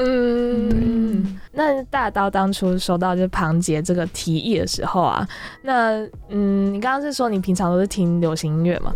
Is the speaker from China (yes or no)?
no; Taichung, Taiwan; now in Taipei, Taiwan; 我是台中人